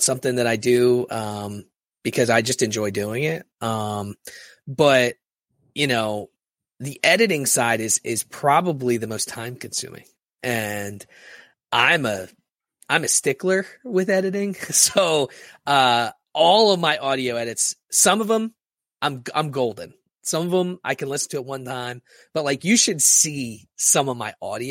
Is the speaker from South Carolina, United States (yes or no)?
no; Philadelphia, Pennsylvania, United States; I'm from Philadelphia